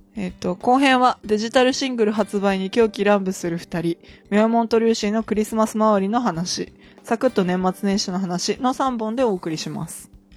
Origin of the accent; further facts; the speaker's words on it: Akita, Japan; 私の出身地の秋田市の成人式でそれがあって、